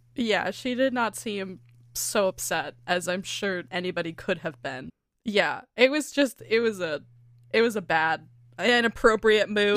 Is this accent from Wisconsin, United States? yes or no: no; California, United States; accent: California; my California accent